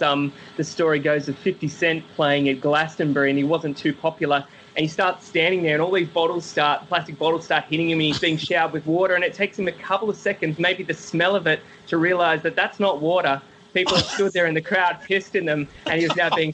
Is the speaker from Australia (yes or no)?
yes; Sydney, New South Wales, Australia; I'm from Sydney